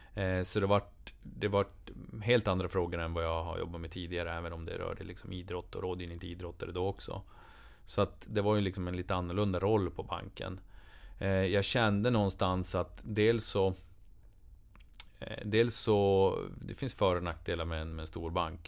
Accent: Boden, Norrbotten County, Sweden; hemma i Boden

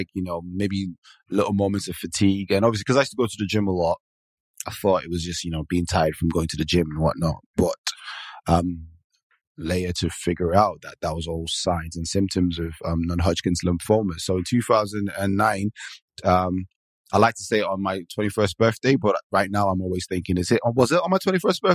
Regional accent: Nigeria; moved away as an adult; now in Manchester, United Kingdom; I am originally Nigerian, and I moved to the UK in 2005.

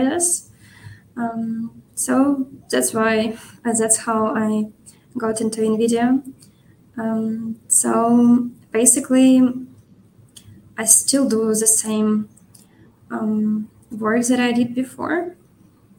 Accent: Ukraine; moved away as an adult; also born or lived in Kyiv, Ukraine; now in Munich, Germany; I'm working from Munich, from Germany, but originally I'm Ukrainian, and I worked from Ukrainian office, but had to relocate 1 year ago

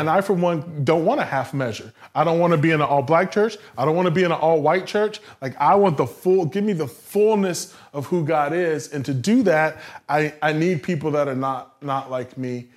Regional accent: the South, United States; Growing up in the South

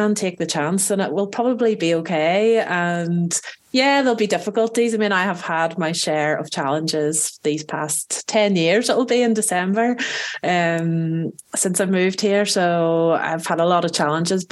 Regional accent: Belfast, Northern Ireland, United Kingdom; moved away as an adult; now in France; I was born in Belfast in Northern Ireland, which is both in Ireland and in the UK.

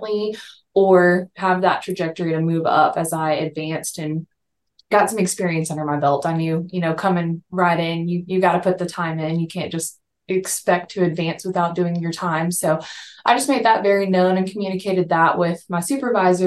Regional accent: Texas, United States; moved away as an adult; also born or lived in Colorado; I born and raised in Texas. I moved away to Colorado for a little bit

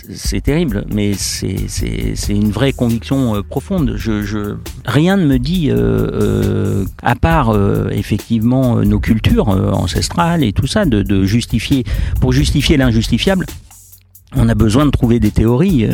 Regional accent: Lyon, Auvergne-Rhône-Alpes, France; je suis lyonnais

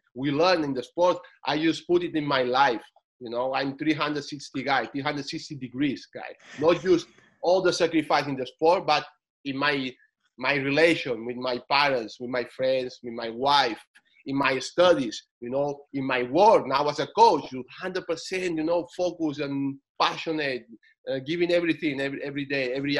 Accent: Menorca, Balearic Islands, Spain; English is a second language; also born or lived in Barcelona; they just took me to the island, a beautiful island in Menorca, you know. And this is where I grew up.

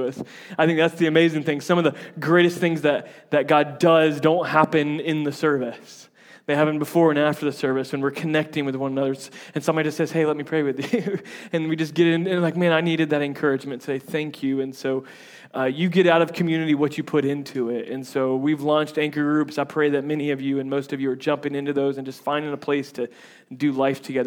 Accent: Tampa, Florida, United States; accent: southern; I'm from Tampa, and so there's like a bunch of Yankees. But I grew up in like the redneck side of Tampa, so like I feel like my accent changes based on who I'm talking

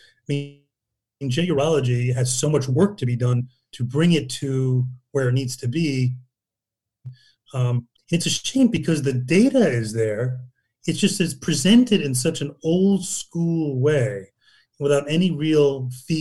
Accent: Newcastle upon Tyne, North East England, United Kingdom; I'm an Englishman. I was born in Newcastle.

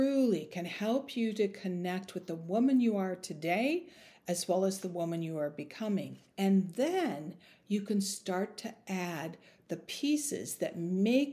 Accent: Minnesota, United States; I grew up in Minnesota

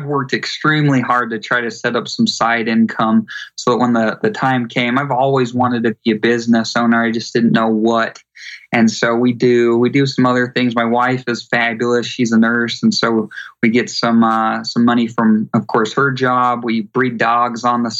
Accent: Utah, United States; I grew up in Utah

